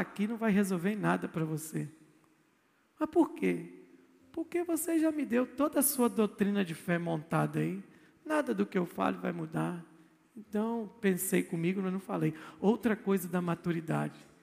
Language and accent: Portuguese; Brazil; eu sou brasileiro